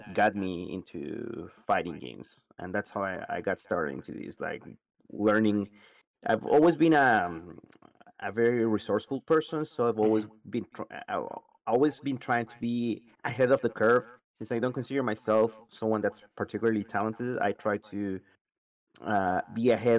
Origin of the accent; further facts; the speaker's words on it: Santiago, Santiago Metropolitan Region, Chile; I'm from Santiago, Chile, South America, the world